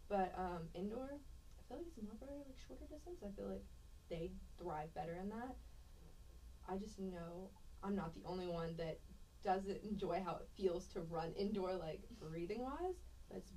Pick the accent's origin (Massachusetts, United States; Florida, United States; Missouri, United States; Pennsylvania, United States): Pennsylvania, United States; Pittsburgh; moved away; also born or lived in Cypress, Texas; originally I'm from Pittsburgh, Pennsylvania.